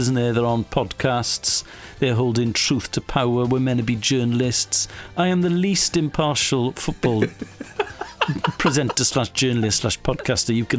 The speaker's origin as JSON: {"language": "English", "town": "Haverfordwest", "region": "Wales", "country": "United Kingdom", "tie": "born or raised there", "said": "I was born in Ufford West"}